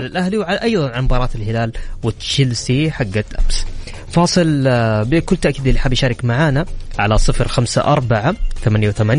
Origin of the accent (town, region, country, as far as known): Saudi Arabia